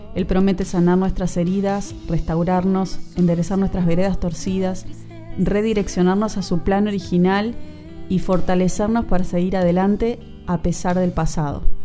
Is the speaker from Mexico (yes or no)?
no; San Juan, Argentina; moved away as an adult; now in Montevideo, Uruguay; si bien soy argentina, nací en San Juan, les saludo desde Montevideo, capital de la República Oriental del Uruguay, país donde formé mi familia y vivo actualmente.